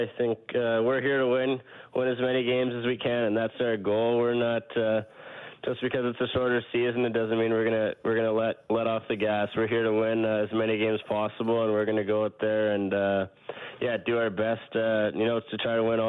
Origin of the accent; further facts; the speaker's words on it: Edmonton, Alberta, Canada; Edmonton's a hockey city. I grew up playing hockey. I grew up watchin